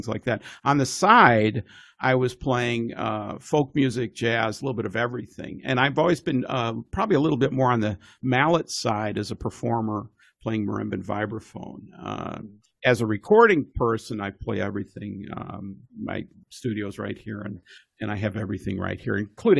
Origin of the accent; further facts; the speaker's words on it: Evanston, Illinois, United States; also born or lived in Bloomington, Indiana; now in Seattle, United States; I was originally from the Chicago area, Evanston